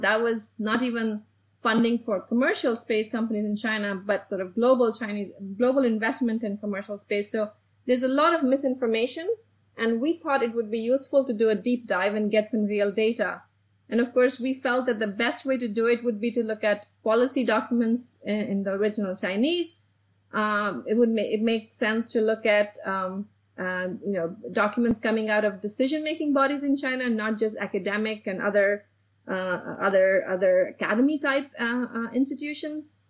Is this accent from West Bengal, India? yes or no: no; Delhi, India; moved away as an adult; now in United States; I actually grew up in Delhi, in India, and I came to the United States to study nuclear engineering